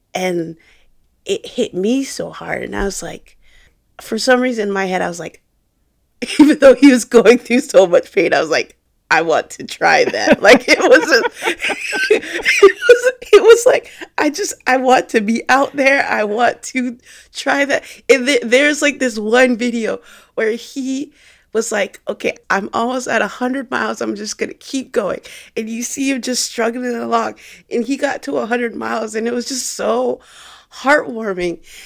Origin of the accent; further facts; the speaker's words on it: Jacksonville, Florida, United States; I was making videos for a fitness company here in my hometown in Jacksonville